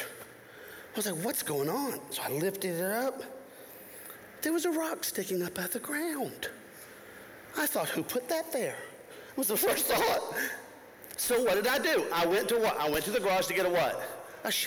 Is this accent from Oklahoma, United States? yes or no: no; Florida, United States; moved away as an adult; now in Tennessee, United States; I grew up in Florida, right next to the mouse.